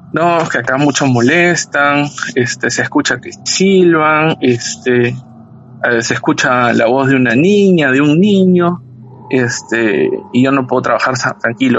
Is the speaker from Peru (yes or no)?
yes; Peru; now in Lima, Peru; aquí en, en Lima